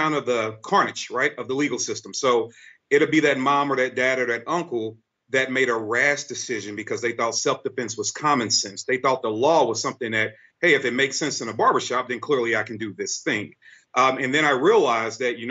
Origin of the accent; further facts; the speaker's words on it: St. Louis, Missouri, United States; I grew up in St. Louis, Missouri. I'm from the worst part of St. Louis area called Walnut Park.